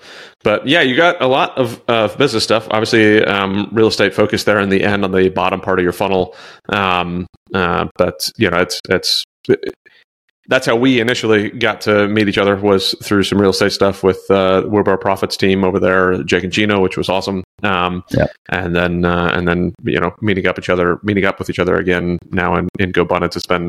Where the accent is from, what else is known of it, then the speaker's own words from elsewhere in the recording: New York, United States; born there; Like I was born in New York.